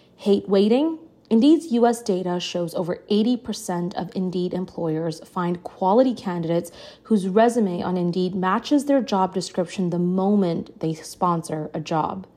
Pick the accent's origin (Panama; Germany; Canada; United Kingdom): Canada; I'm from Canada, and I work very closely with our publications here